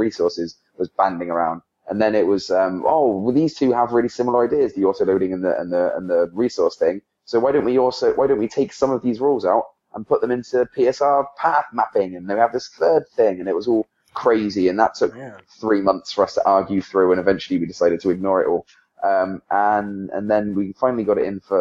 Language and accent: English; England, United Kingdom; now in United States; I'm from England